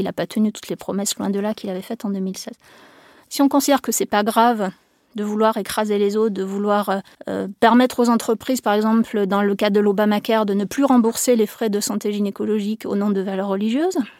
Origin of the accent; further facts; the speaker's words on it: France; chez nous en France